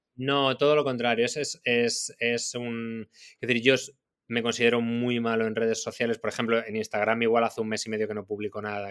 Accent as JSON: {"language": "Spanish", "town": "Madrid", "region": "Community of Madrid", "country": "Spain", "tie": "born or raised there", "moved": "as an adult", "lives_now": "Barcelona, Spain", "said": "También vivo en Barcelona y he y crecí en Madrid"}